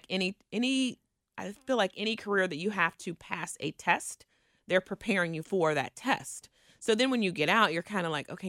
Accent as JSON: {"language": "English", "town": "Cincinnati", "region": "Ohio", "country": "United States", "tie": "born or raised there", "also_born_or_lived": "Indiana", "said": "I grew up in Kennedy Heights."}